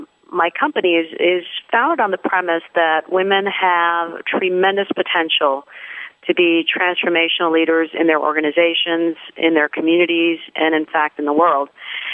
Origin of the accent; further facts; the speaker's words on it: Pakistan; moved away; I'm originally from Pakistan, but I would say that I'm really a citizen of the world. I've lived or worked in seven countries around the world across three different continents.